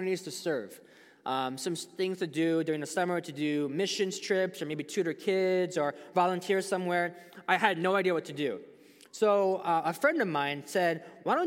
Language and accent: English; United States; us as American Christians